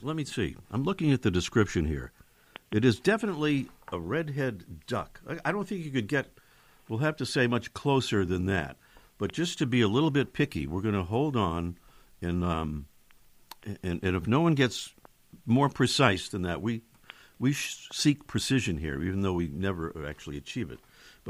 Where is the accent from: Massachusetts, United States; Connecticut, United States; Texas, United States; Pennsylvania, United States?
Massachusetts, United States; Boston; It reminds me of my hometown of Boston